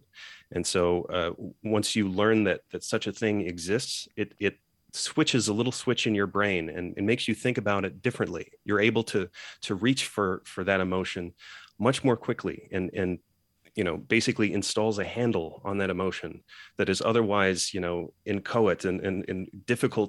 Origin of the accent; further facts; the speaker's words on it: Geneva, Switzerland; I grew up in Geneva, Switzerland, surrounded by 100-odd nationalities around me at an international school.